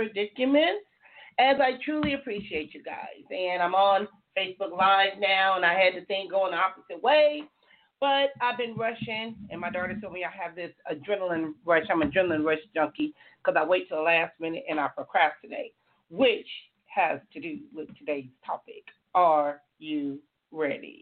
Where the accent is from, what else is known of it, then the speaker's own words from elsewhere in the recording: Compton, California, United States; now in Oceanside, United States; I grew up in Compton, California